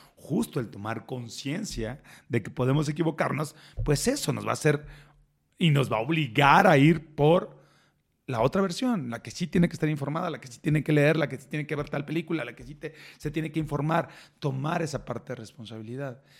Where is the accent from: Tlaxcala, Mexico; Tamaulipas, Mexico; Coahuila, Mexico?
Tamaulipas, Mexico; Reynosa; moved away as an adult; also born or lived in Monterrey; now in Mexico City, Mexico; soy de Reynosa